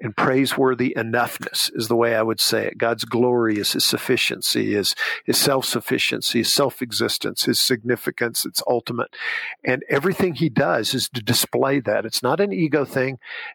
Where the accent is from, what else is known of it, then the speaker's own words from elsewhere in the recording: Southern Alabama, United States; I grew up in Southern Alabama